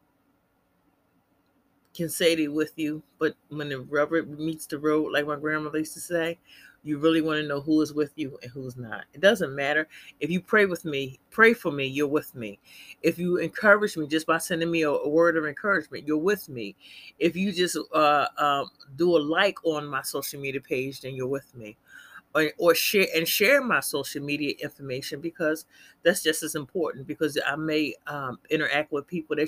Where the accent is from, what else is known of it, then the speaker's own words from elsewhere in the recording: Philadelphia, Pennsylvania, United States; I'm from Philly, born and raised